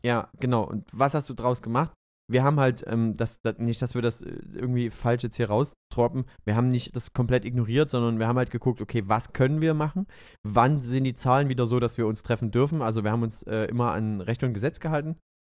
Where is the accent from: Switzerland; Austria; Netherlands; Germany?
Germany; Döbeln, Saxony; in meiner alten Heimatstadt in Döbeln. Das ist die Stiefelstadt in Sachsen.